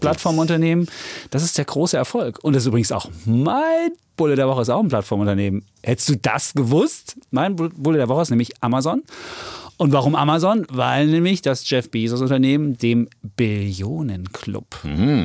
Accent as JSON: {"language": "German", "region": "Saxony", "country": "Germany", "said": "Ich als Sachse"}